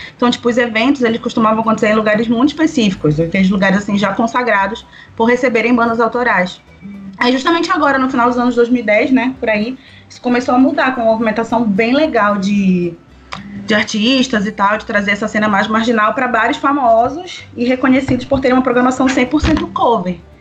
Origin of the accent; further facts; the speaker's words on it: Belém, Pará, Brazil; venho de Belém do Pará, gente, uma terra quente, ao norte desse Brasilzão